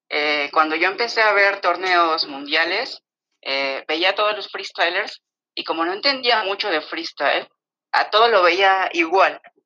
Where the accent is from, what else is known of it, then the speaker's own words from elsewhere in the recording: Mexico City, Mexico; soy de la Ciudad de México